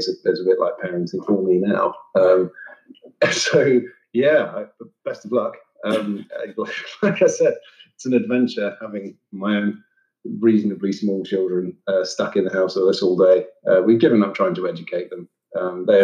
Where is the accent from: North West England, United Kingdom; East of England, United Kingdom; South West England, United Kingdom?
East of England, United Kingdom; near Cambridge; I grew up near Cambridge, which is not the one in Massachusetts